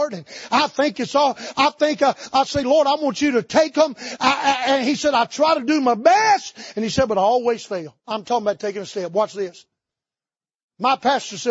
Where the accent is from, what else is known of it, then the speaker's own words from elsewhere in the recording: North Carolina, United States; I grew up in North Carolina in the tobacco capital of the world in the Bible Belt